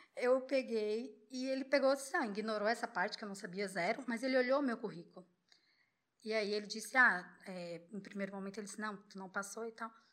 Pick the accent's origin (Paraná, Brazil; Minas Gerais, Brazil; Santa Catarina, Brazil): Santa Catarina, Brazil; Florianópolis; moved away as an adult; also born or lived in Búzios; sou de Floripa